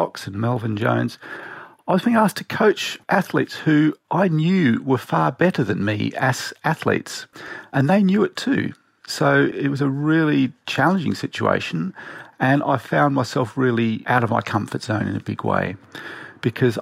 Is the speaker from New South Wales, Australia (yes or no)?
no; Tasmania, Australia; I grew up in Tasmania in Australia